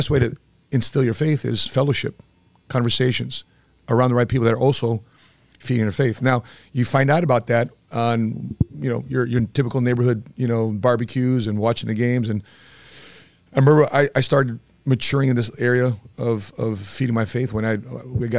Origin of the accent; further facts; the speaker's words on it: Cicero, Illinois, United States; I lived across two horse tracks in Cicero. It was Sportsman's Park and Hawthorne Park in Chicago. In a Cicero neighborhood, former Al Capone territory, I was raised around Italians, Mexicanos.